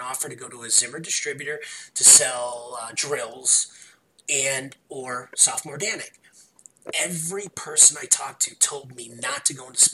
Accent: Chicago, Illinois, United States; I'm from Chicago. You can tell by my voice

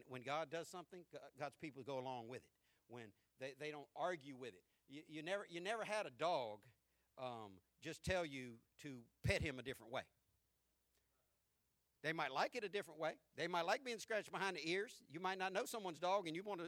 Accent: the South, United States; we're from the South

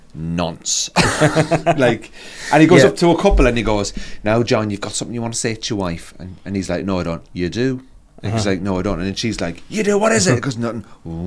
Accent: Cork, Munster, Ireland; And I'm from Cork.

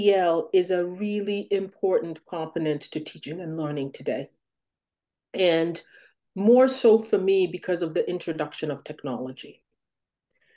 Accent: Uganda; now in United States; I grew up in Uganda, where all of the shows were imported

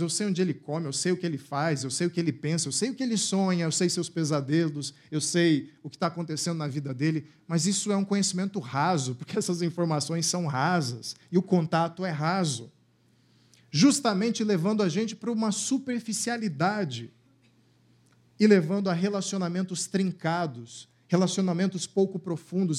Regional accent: Cuiabá, Mato Grosso, Brazil; moved away; lá na minha cidade natal, lá em Cuiabá

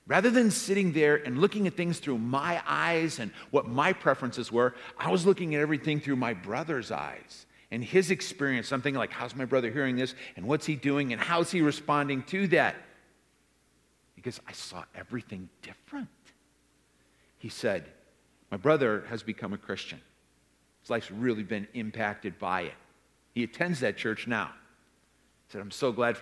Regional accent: Rockford, Illinois, United States; I grew up in Rockford

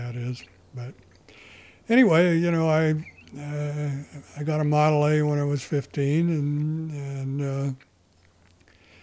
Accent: Los Angeles, California, United States; also born or lived in Arcadia / Pasadena / La Cañada; I was born in Los Angeles in 1930. I raised mostly in Los Angeles until I was 12.

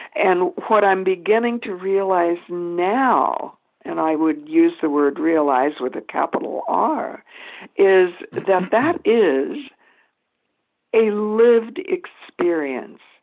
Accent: Boulder, Colorado, United States; Boulder is my hometown.

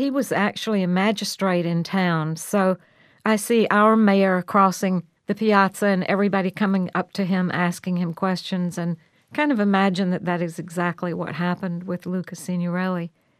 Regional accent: the South, United States; now in San Francisco, United States; Well, I'm from the South and grew up with an almost identical kind of sense of community. But as a grown-up, I've lived in San Francisco

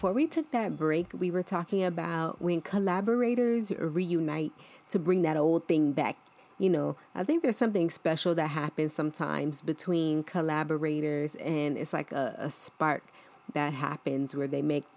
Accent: New Jersey, United States; moved away; growing up in New Jersey for a little bit, like, being around, like, Newark

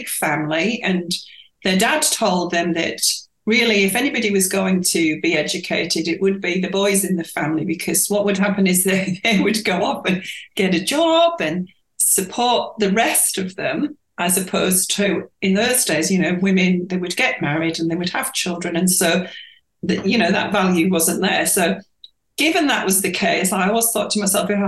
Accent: York, Yorkshire and the Humber, United Kingdom; moved away as an adult; also born or lived in Winchester / Papua New Guinea; now in Australia; my hometown, York

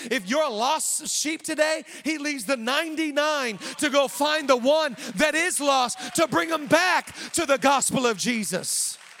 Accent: Seattle, Washington, United States; moved away as an adult; now in Los Angeles, United States; we're from the Seattle area

